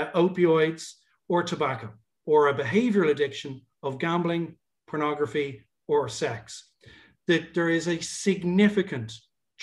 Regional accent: Ireland; also born or lived in Dublin; as an Irish guy

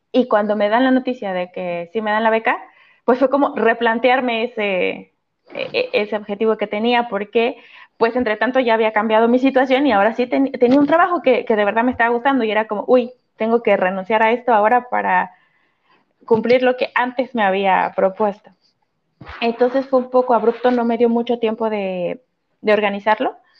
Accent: Mexico; first language Spanish; moved away as an adult; now in France

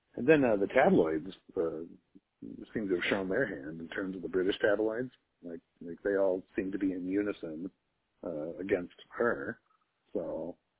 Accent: United States; as an American

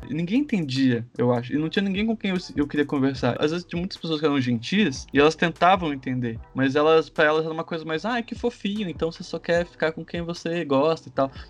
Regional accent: Manaus, Amazonas, Brazil; born there; Eu nasci em Manaus, mas eu morei em muitos estados já, então sou bem brasileiro, né?

